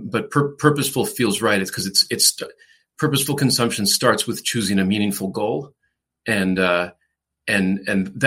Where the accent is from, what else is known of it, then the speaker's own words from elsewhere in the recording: La Grange Park, Illinois, United States; moved away as an adult; also born or lived in Chicago / Los Angeles; now in Denver, United States; I grew up in the Chicago suburbs, a suburb called LaGrange Park, Illinois